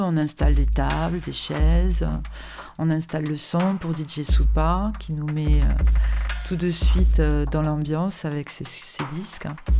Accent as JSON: {"language": "French", "town": "Toulouse", "region": "Occitania", "country": "France", "tie": "born or raised there", "said": "de ma ville natale Toulouse"}